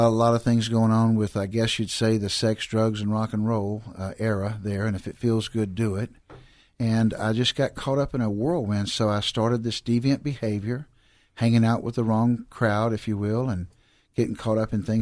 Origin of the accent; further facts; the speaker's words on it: Houston, Texas, United States; I grew up right here in Houston, Texas, southeast side of Houston, Texas, and I grew up kind of in that dropout generation of the '60s